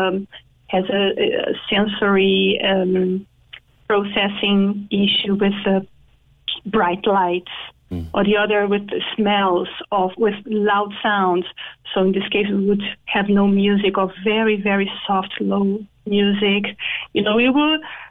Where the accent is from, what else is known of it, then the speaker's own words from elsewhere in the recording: Brazil; moved away as an adult; also born or lived in Dublin / Singapore; now in Cork, Ireland; I'm from Brazil